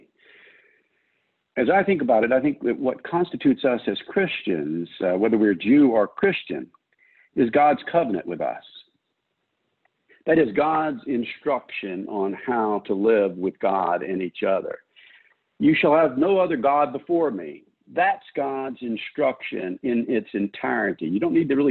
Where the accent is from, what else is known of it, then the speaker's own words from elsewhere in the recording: United States; I am an American